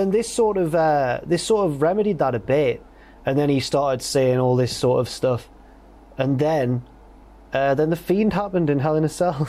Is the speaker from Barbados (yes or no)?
no; England, United Kingdom; because we're English.